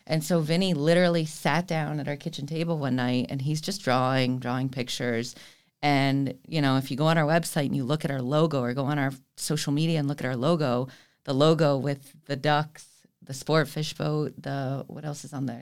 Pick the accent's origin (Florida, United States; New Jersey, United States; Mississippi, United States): Florida, United States; Fort Lauderdale; I was born and raised here in Fort Lauderdale